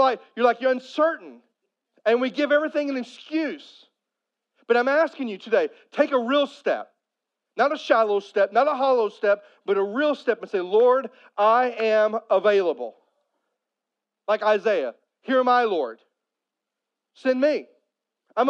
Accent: Poplar Bluff, Missouri, United States; I grew up in Southeast Missouri. And Southeast Missouri, especially if you get outside of Poplar Bluff where I'm from

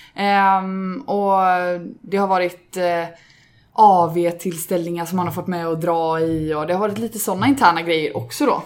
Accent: Gothenburg, Västra Götaland, Sweden; Också ursprungsgöteborgare

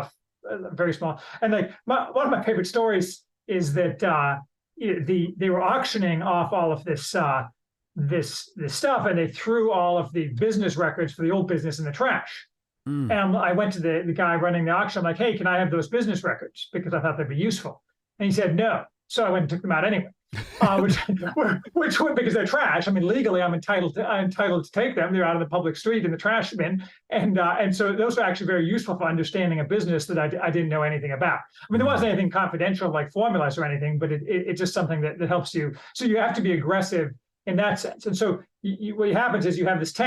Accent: Indiana, United States; also born or lived in Chicago; I grew up in Indiana

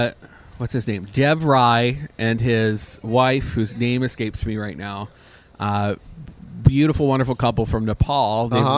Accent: Canada; Because I'm Canadian.

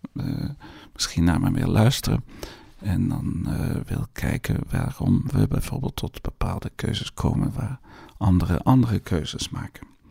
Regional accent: Netherlands; moved away; also born or lived in Brussels, Belgium / Flanders, Belgium; u hoort aan mij dat ik uit Nederland kom

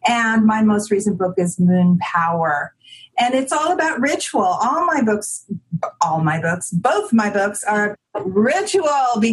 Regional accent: San Diego, California, United States; also born or lived in Los Angeles; I was actually born and raised in San Diego, and I'm back living in my family home

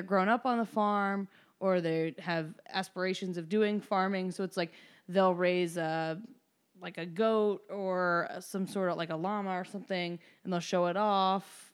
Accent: Evansville, Indiana, United States; moved away as an adult; I'm from Evansville, Indiana

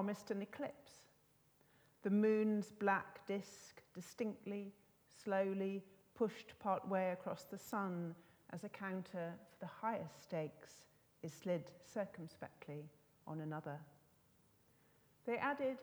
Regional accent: Scotland, United Kingdom; moved away; I'm Scottish, and I can't live there. Don't live there anymore.

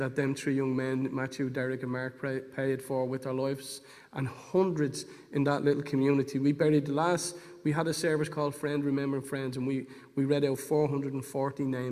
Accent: Dublin, Leinster, Ireland; I'm from Dolphins Barn, which is at the top of South Circular there, and in the flats in a place called Dolphins Barn. I was born and raised there

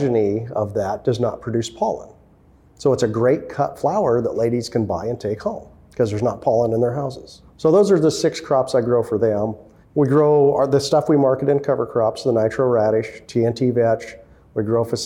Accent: Monmouth, Oregon, United States; born or raised there; also born or lived in Indiana

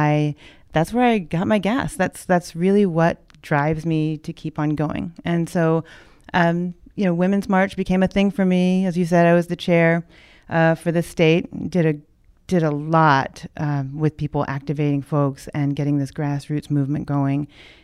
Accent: Honolulu, Hawaii, United States; I was born in Honolulu. I was raised by a dad who spent a lifetime in the military.

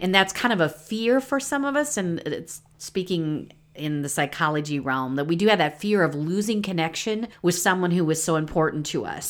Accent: Midwest, United States; I'm from the Midwest

